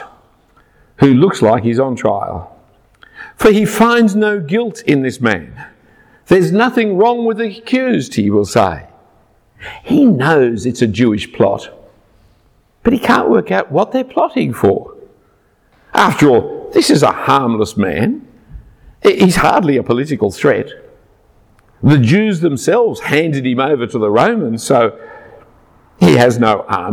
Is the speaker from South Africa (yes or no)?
no; Australia; I'm an Australian. And you know that we celebrate Christmas in midsummer.